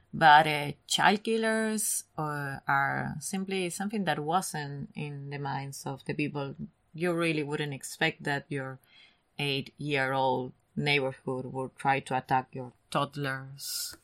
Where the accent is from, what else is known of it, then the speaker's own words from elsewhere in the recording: Argentina; English is a second language; moved away; I'm Argentinian.